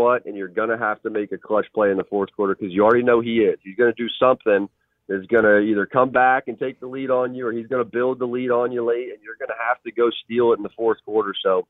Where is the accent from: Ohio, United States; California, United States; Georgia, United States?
Ohio, United States; Cincinnati; I'm from Cincinnati.